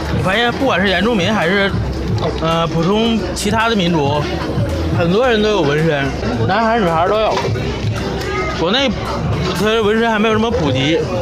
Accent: Northeast China, China; 我们两个东北人

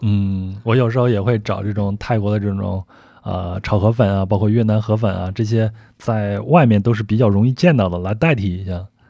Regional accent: China; 我们中国人很勤劳

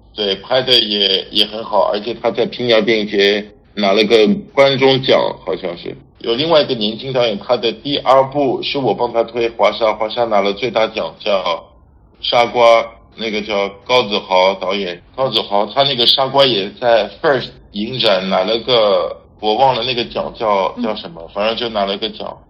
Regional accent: France; Chinese is a second language; moved away as an adult; also born or lived in Paris, France / Barcelona, Spain; now in Beijing, China; 我是法国人。 在北京十二年，我现在在一家电影海外发行公司叫Fortissimo Film

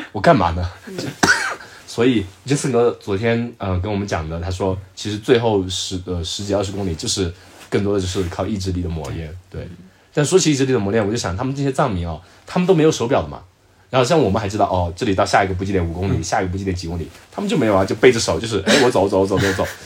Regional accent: Zhejiang, China; 我浙江的

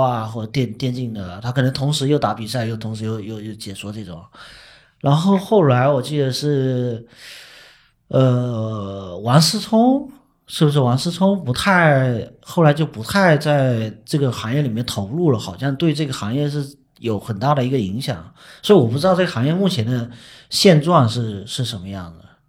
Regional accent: Fujian, China; 我们福建目前有五所学校在办，然后第一个就是我们，我们的母校三明一学科技职业学院

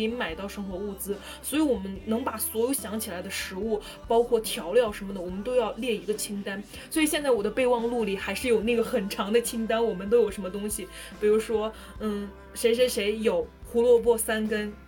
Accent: northern China, China; 我是一个北方人，我在过年过节就是一定要有饺子的

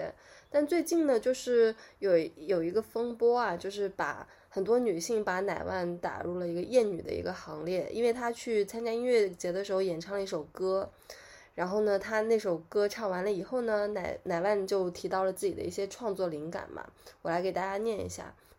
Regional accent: China; 就所谓就我们中国人又创了一个节日，就五二零我爱你

